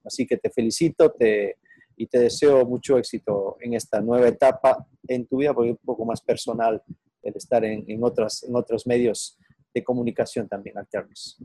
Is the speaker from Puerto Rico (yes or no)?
no; Ecuador; moved away; also born or lived in Mexico; soy ecuatoriano